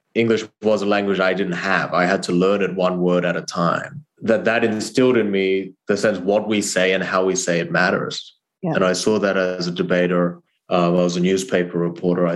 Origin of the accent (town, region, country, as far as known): Australia; born or raised there; English is a second language; moved away as an adult; also born or lived in South Korea / Harvard, United States